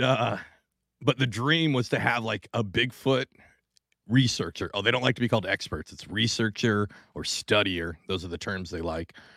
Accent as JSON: {"language": "English", "region": "Washington", "country": "United States", "moved": "yes", "lives_now": "New Jersey, United States", "said": "I'm originally from Washington State"}